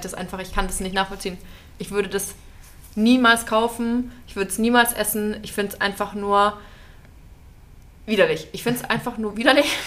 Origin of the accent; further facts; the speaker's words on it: near Nuremberg, Bavaria, Germany; moved away; ich komme ja ursprünglich aus der Nähe von Nürnberg